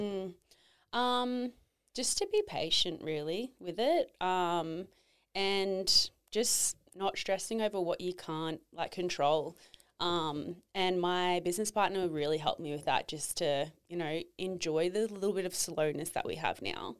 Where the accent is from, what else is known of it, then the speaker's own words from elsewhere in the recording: Tweed Heads, New South Wales, Australia; I grew up down in Tweedheads, Norwalk Point